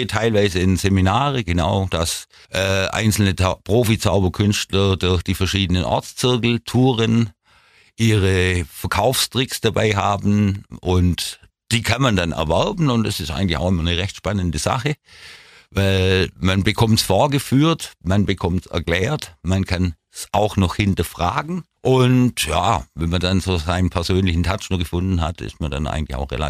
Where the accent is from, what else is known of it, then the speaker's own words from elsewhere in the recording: Ulm, Baden-Württemberg, Germany; Ich bin in der Weststadt groß geworden. Das Viertel ist eigentlich hauptsächlich als Postdörfle bekannt